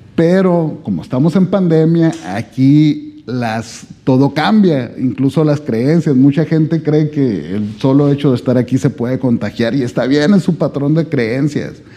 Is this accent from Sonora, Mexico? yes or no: yes; Sonora, Mexico; yo vengo desde México